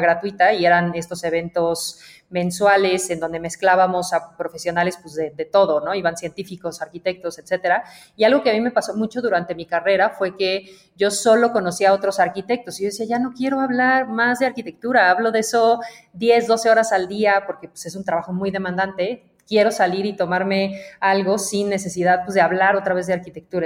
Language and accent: Spanish; Mexico; also born or lived in Belgium; me fui de México un tiempo